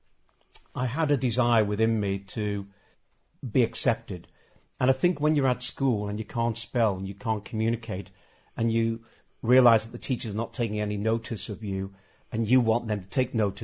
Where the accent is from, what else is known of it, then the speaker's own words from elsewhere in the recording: Birkenhead, North West England, United Kingdom; I grew up in Rock Ferry